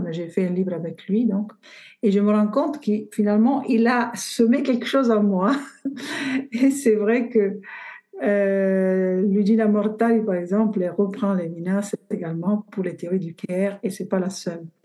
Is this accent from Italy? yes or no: yes; Bari, Apulia, Italy; French is a second language; moved away as an adult; also born or lived in Florence; now in Montpellier, France; je suis partie de Bari, de ma région d'origine, en Italie